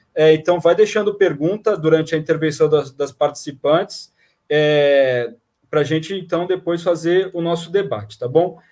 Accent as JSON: {"language": "Portuguese", "area": "Baixada Santista", "region": "São Paulo", "country": "Brazil", "said": "lá da Baixada Santista, da minha terra"}